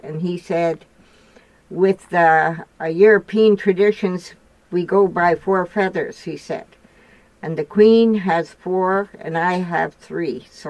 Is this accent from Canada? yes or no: yes; Roche Percée, Saskatchewan, Canada; I grew up in the Roche Percée, Saskatchewan, down by the American border, and my grandfather and grandmother raised me. And because my dad went to war, I was born 2 days after the Second World War